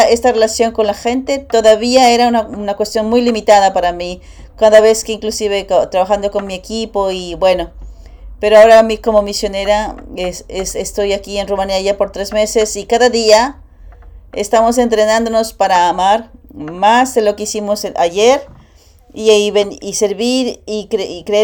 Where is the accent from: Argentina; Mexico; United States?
United States; New York; now in Romania; tengo 20 años, eh, soy de Nueva York, estoy en el tercer año de GPA, de la Academia de Paz.